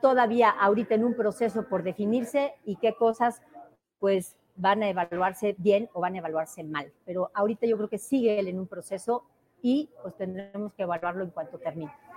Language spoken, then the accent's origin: Spanish; Oaxaca, Mexico; Me defino como oaxaqueña